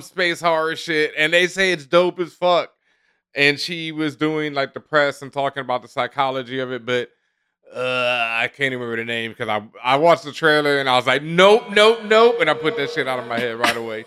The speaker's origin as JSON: {"language": "English", "town": "Houston", "region": "Texas", "country": "United States", "tie": "born or raised there", "moved": "yes", "lives_now": "New York, United States", "said": "I grew up in Houston where people would do it up"}